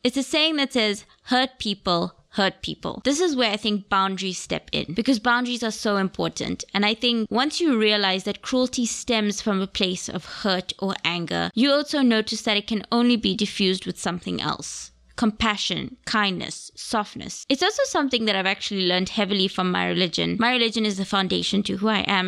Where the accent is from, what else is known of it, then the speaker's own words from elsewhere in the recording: Gaborone, South-East District, Botswana; moved away as an adult; also born or lived in United Kingdom; now in Cape Town, South Africa; I was born in Gaborone, Botswana. So my nationality, I am Botswana.